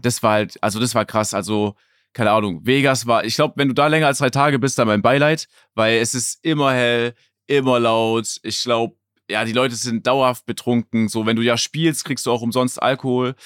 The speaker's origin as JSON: {"language": "German", "town": "Stuttgart", "region": "Baden-Württemberg", "country": "Germany", "said": "Stuttgart, wo ich herkomme"}